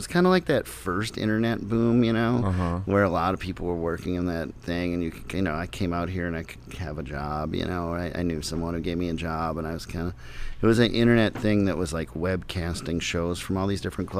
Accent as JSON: {"language": "English", "town": "Minneapolis", "region": "Minnesota", "country": "United States", "tie": "born or raised there", "said": "when I started to go see things growing up in Minneapolis"}